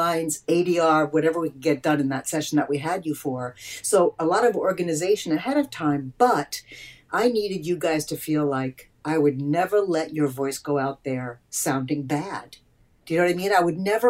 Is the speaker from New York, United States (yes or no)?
yes; Eastern Long Island, New York, United States; moved away as an adult; now in Los Angeles, United States; I grew up on Eastern Long Island, one of eight kids, Italian Jewish family